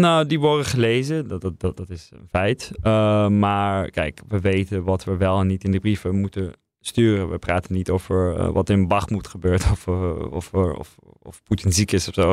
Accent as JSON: {"language": "Dutch", "country": "Netherlands", "also_born_or_lived": "Russia", "said": "als Nederlander, als journalist voor een Britse krant"}